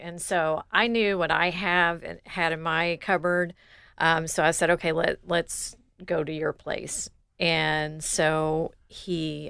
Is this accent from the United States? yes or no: yes; Louisville, Kentucky, United States; now in Columbus, United States; And so I'm from Louisville, mm-hmm. Kentucky.